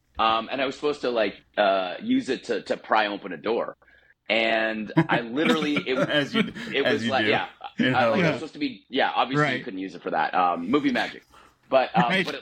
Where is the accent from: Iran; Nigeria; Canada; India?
Canada; We grew up in Canada